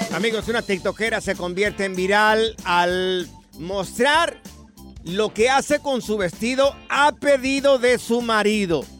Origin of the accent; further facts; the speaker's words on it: Mexico; nosotros que los tres somos mexicanos aquí